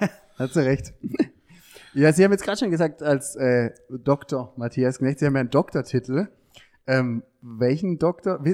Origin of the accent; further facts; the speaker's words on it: Heilbronn, Baden-Württemberg, Germany; moved away as an adult; now in Ludwigsburg, Germany; ich komme eher aus der Ecke Heilbronn